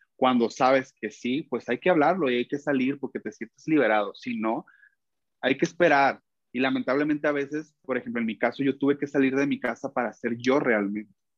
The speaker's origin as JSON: {"language": "Spanish", "country": "Mexico", "said": "soy un cantante mexicano independiente"}